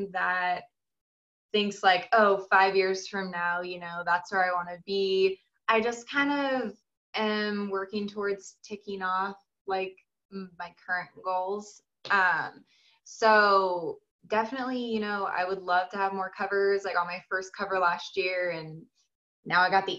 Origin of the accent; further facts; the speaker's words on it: San Diego, California, United States; So I was born and raised in San Diego, lived there my whole entire life.